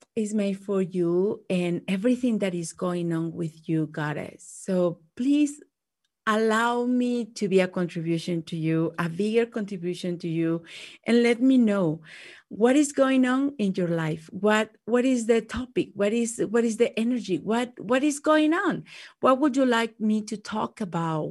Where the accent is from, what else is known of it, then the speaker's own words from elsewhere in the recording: Mexico; English is a second language; moved away; growing up in Mexico